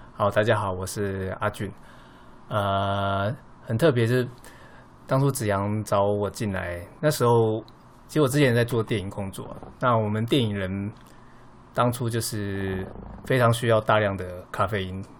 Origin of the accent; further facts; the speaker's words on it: Taiwan; 我们台湾人的印象中，我们最早期喝到的就是美军的基隆咖啡